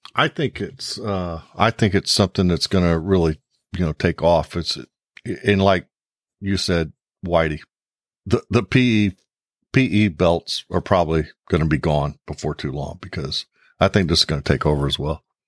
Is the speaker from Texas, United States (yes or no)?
yes; New Braunfels, Texas, United States; I grew up in New Braunfels